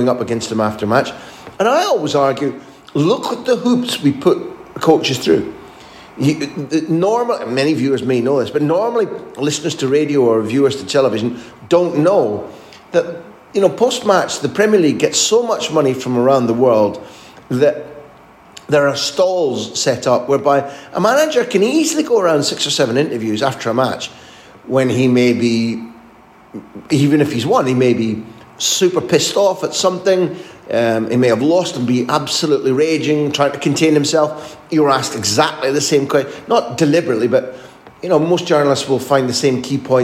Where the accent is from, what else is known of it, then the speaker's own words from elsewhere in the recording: Scotland, United Kingdom; moved away as an adult; also born or lived in Spain; I grew up in Scotland